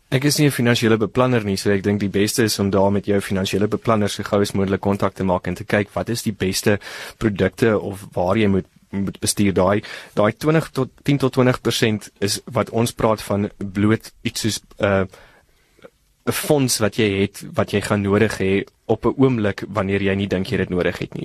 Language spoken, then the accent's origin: Afrikaans; South Africa; ons as Suid-Afrikaners